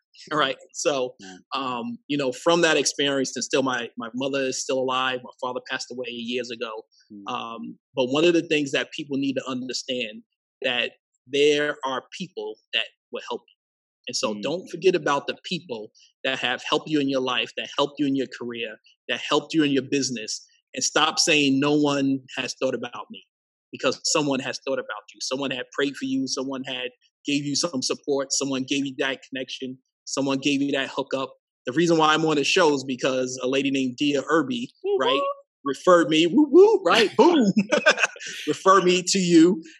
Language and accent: English; Queens, New York, United States; born there; And so up until the age of 18, I moved 14 plus different places. I was born in Queens, New York.